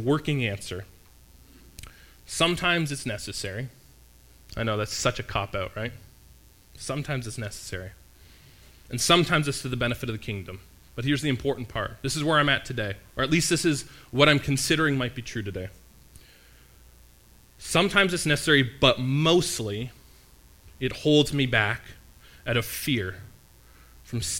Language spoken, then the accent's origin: English; Canada; as a Canadian here